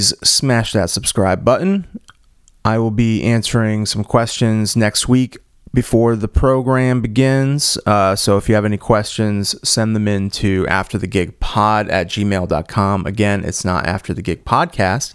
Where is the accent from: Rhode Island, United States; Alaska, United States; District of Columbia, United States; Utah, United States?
Rhode Island, United States; Cranston; We grew up together in Cranston, Rhode Island